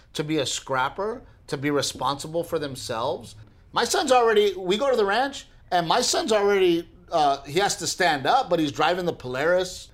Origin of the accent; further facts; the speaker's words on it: Portland, Texas, United States; moved away; growing up in Gregory Portland